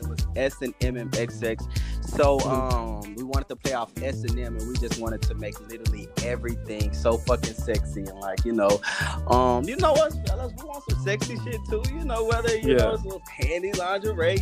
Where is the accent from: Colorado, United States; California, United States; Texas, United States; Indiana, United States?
Texas, United States; Arlington; also born or lived in Dallas, Texas; I'm actually born in Texas, raised in like Arlington, Fort Worth area